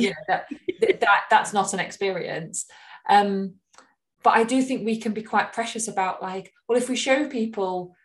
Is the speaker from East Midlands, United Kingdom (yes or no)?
no; Hull, Yorkshire and the Humber, United Kingdom; moved away; I'm from Hull originally